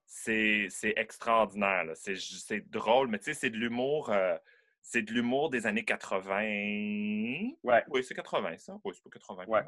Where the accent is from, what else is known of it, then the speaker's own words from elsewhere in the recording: Quebec City, Quebec, Canada; je suis né à Québec, à Beauport, en banlieue de Québec